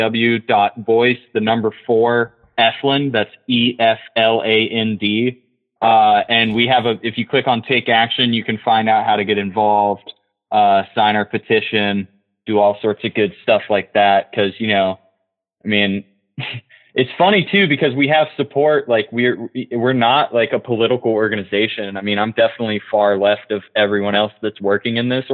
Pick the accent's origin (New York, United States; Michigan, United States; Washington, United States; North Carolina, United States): North Carolina, United States; Orange County; this is my hometown. I live right on the Eno River